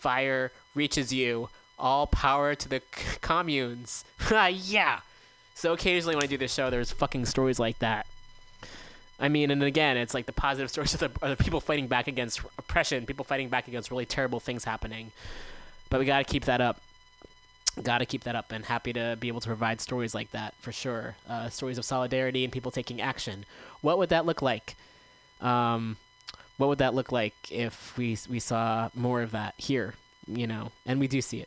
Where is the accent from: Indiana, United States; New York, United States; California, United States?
California, United States; Bay Area; I grew up in the Bay Area